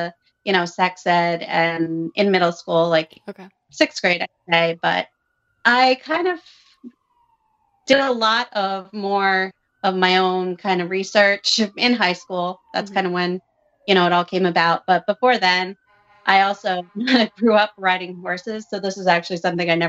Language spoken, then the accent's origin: English; suburb of Providence, Rhode Island, United States; I am from Rhode Island, and I work in investments. I grew up in a small town, suburb of Providence, Catholic